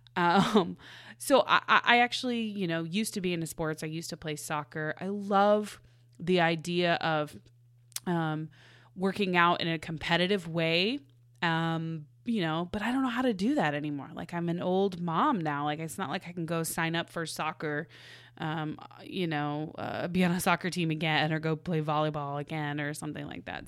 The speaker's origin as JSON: {"language": "English", "region": "Midwest", "country": "United States", "said": "I'm from the Midwest"}